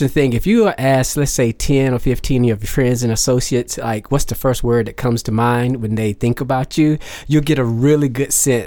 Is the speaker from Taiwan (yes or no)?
no; Garner, North Carolina, United States; I'm from a little town called Garner, North Carolina. I grew up there